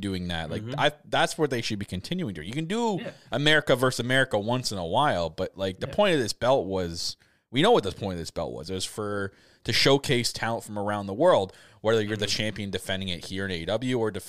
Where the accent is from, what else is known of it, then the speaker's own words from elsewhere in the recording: Canada; I'm Canadian